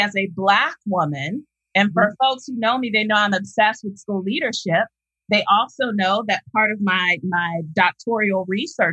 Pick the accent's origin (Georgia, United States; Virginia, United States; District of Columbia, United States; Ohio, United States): Ohio, United States; Columbus; I'm from Columbus, Ohio